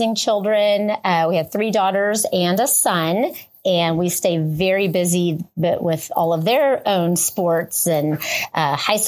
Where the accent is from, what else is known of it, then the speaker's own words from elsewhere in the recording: Lubbock, Texas, United States; I grew up in Lubbock, Texas and played, you know, for Monterey High School